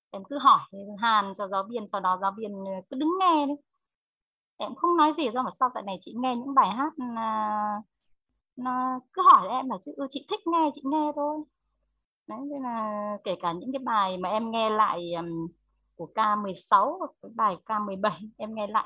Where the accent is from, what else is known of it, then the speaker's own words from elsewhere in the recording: Phú Thọ, Vietnam; Bài Em hát một bài về Phú Thọ quê mình được không ạ? do em muốn giới thiệu về Phú Thọ mình uh, cho cả nhà biết uh, biết đến Phú Thọ của em ạ.